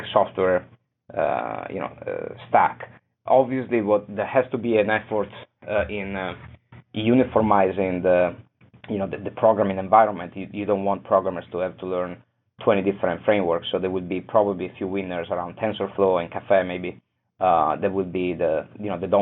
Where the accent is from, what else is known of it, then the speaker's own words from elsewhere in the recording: Venice, Veneto, Italy; moved away; also born or lived in Boston; I come from Venice